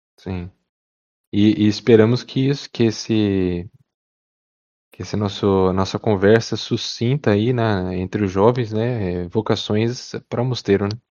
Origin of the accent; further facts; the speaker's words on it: Paraná, Brazil; sou aqui do, do Paraná